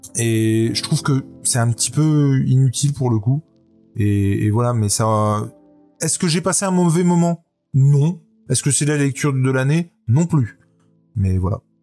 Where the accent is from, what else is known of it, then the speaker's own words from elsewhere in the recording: France; chez nous en France